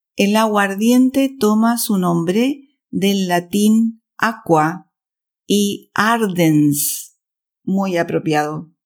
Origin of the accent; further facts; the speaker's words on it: Chile; now in Switzerland; chilena, vivo en Suiza